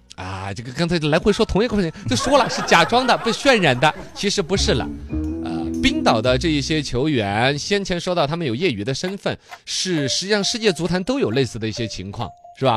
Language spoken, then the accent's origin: Chinese; China; 我们中国人的乒乓球文化